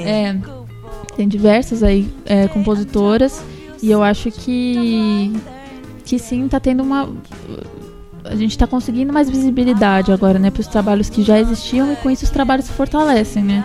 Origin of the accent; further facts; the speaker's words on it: São Paulo, Brazil; moved away as an adult; now in Santos, Brazil; eu não sou daqui, né? Sou de São Paulo, mas eu vivo aqui já faz. já vai fazer quatro anos